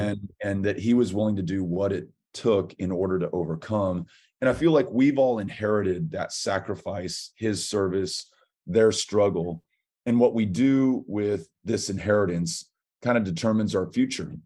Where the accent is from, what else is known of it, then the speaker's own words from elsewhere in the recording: El Paso, Texas, United States; my hometown of El Paso